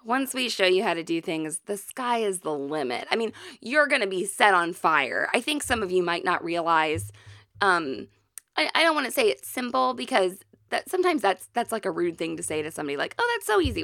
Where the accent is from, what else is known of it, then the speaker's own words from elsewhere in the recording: Missouri, United States; we are from Missouri